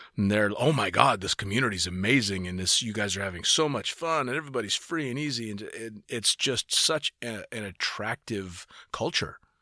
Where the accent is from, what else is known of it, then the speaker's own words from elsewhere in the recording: United States; being an American